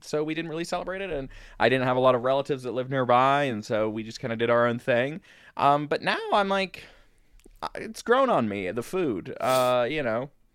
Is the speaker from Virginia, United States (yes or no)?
yes; Virginia, United States; now in Chicago, United States; when I was a boy, growing up in Virginia